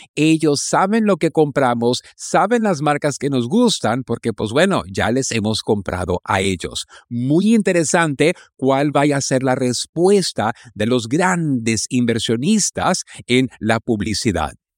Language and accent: Spanish; Mexico; en México andamos lentos